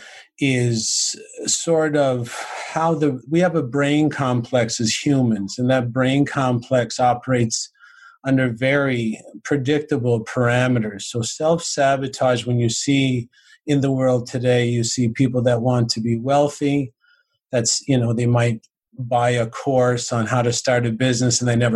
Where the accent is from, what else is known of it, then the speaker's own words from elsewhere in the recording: St. John's, Newfoundland and Labrador, Canada; now in Cornwall, Canada; I grew up in St. John's, Newfoundland, which is the east coast of Canada.